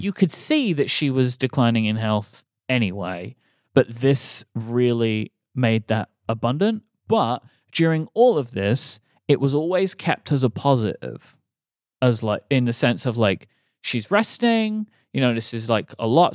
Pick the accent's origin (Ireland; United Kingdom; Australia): United Kingdom; moved away; as a British person